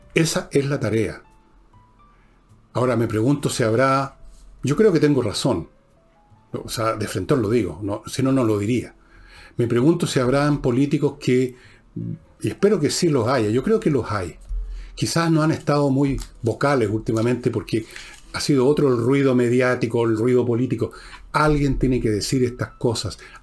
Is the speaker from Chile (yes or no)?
yes; Chile; todos somos chilenos por igual